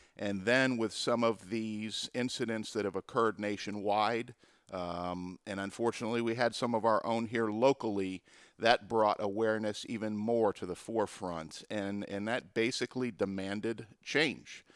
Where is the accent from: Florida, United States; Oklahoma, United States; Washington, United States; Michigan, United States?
Florida, United States; Pompano Beach; the city of Pompano Beach, which is my hometown where I grew up